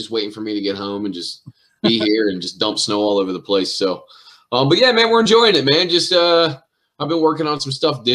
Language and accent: English; Elizabethtown, Pennsylvania, United States; I grew up in a town in the middle of that square called Elizabethtown